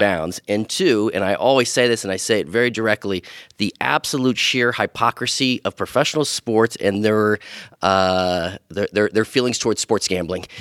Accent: Missouri, United States; now in Las Vegas, United States; growing up in Missouri

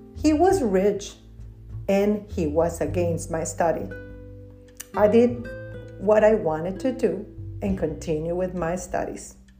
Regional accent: Torreón, Coahuila, Mexico; moved away; I am an immigrant from Mexico. I was born in Torreon, a city in the northern part of Mexico

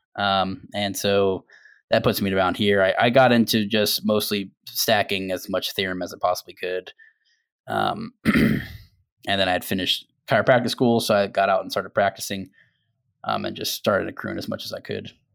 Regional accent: Tampa, Florida, United States; I was born and raised in Tampa as well

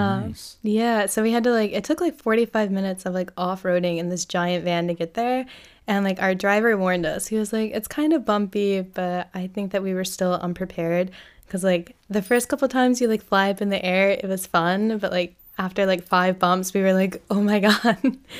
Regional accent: Bel Air, Maryland, United States; I'm from Bel Air.

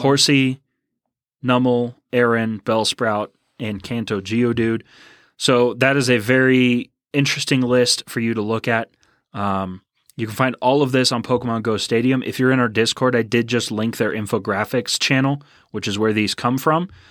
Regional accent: Houston, Texas, United States; also born or lived in Tomball, Texas; I am also from Houston

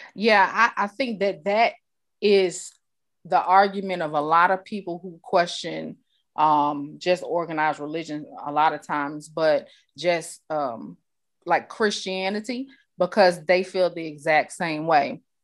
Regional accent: New York, United States; I grew up in New York around people of all cultures

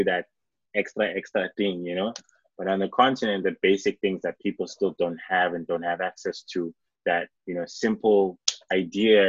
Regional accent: Mbabane, Eswatini; moved away; also born or lived in Ghana (ancestry); I grew up in Southern Africa

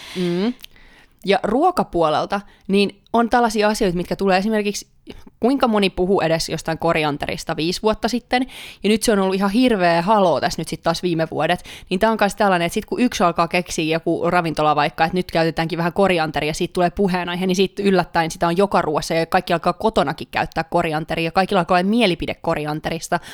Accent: Pori, Satakunta, Finland; mä tulen Porista

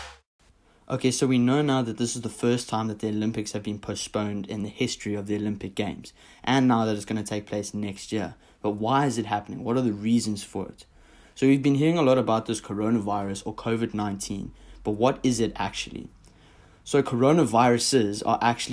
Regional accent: South Africa; now in United States; my home country, South Africa

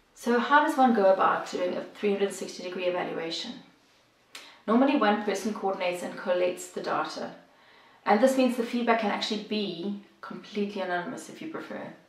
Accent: South Africa; moved away as an adult; now in Bosnia and Herzegovina; if you're wondering about the accent, I'm originally from South Africa, but I have lived and worked here in Bosnia and Herzegovina for the last 20 years.

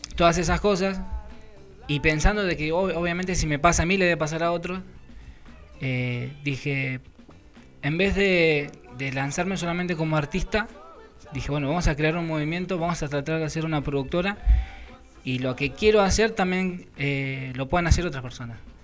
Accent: José Mármol, Buenos Aires Province, Argentina; mi barrio natal, digamos, es Mármol, José Mármol

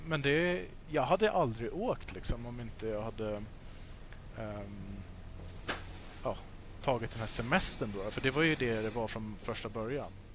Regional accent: Sweden; moved away as an adult; now in Australia; där hemma i Sverige

